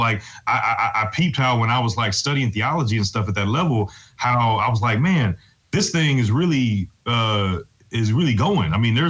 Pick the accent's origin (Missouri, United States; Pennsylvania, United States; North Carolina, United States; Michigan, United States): Missouri, United States; St. Louis; I'm from St. Louis, born and raised, and yeah, man, I came to faith at an early age